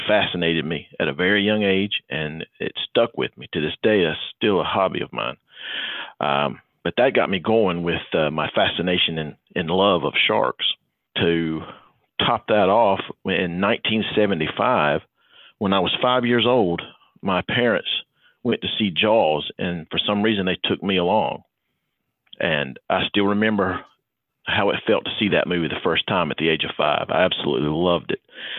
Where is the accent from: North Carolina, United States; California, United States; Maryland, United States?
North Carolina, United States; Shelby; I was born in Shelby, North Carolina, which is in the Piedmont region of the state